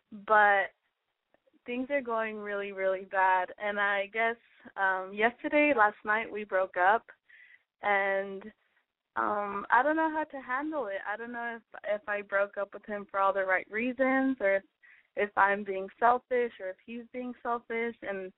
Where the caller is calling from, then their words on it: Austin, Texas, United States; I am 21 years old and I'm calling from Austin, Texas.